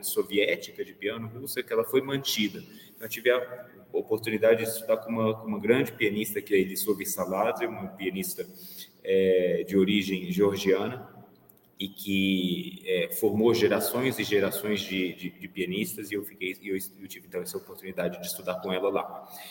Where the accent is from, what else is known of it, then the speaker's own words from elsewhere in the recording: Belo Horizonte, Minas Gerais, Brazil; moved away; also born or lived in Vienna / France; nasci em Belo Horizonte em 1982